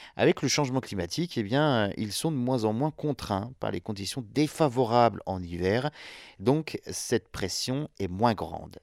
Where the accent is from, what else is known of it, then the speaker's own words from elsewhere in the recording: France; chez nous en France